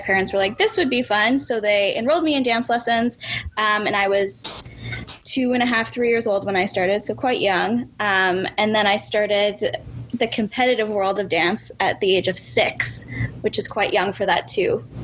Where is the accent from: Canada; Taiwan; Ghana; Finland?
Canada; Winnipeg, Manitoba; I was born and raised in Winnipeg, Manitoba.